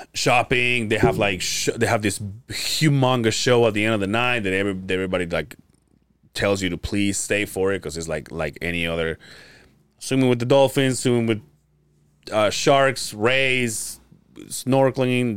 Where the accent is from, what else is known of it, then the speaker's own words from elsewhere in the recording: Mérida, Yucatán, Mexico; now in Utah, United States; my hometown. It's the only Mayan ruins. The Yucatan? Mérida, Yucatan